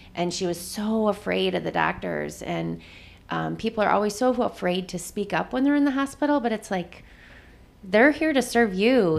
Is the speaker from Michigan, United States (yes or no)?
yes; Jackson, Michigan, United States; moved away as an adult; I am originally from Jackson, Michigan, which is about eighty miles south of here.